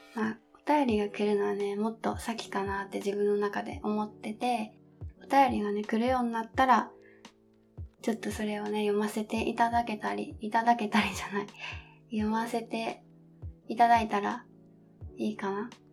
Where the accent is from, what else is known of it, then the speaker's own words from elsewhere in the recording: Kansai, Japan; accent: Kansai dialect; now in Kanto, Japan; 私出身が、えっと、実は関西の出身